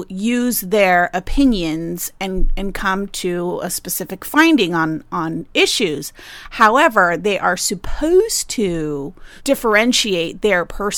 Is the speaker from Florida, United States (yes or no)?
yes; Florida, United States; I was born in Florida to a man named Jesus